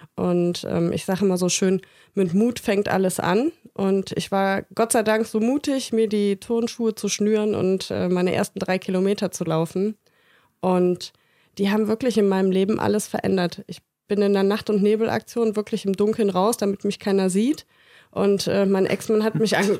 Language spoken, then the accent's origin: German; Bergisch Gladbach, North Rhine-Westphalia, Germany; moved away; ich komme aus Bergisch Gladbach und das ist quasi um die Ecke.